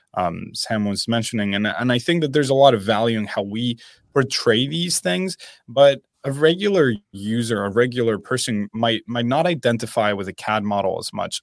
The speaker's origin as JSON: {"language": "English", "country": "Spain", "moved": "yes", "said": "I am originally from Spain"}